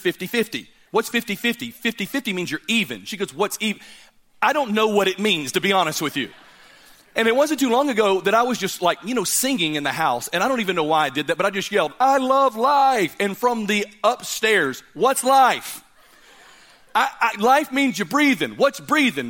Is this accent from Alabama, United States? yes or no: yes; Birmingham, Alabama, United States; I'm from Birmingham